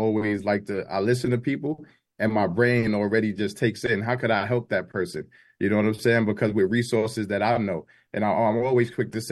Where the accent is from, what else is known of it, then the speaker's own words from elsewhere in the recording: New York City, New York, United States; I was born and raised in Crown Heights, Brooklyn